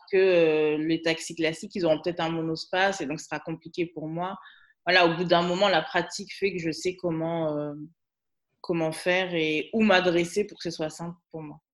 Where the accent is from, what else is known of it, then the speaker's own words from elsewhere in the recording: Guadeloupe; now in Paris region, France; je suis guadeloupéenne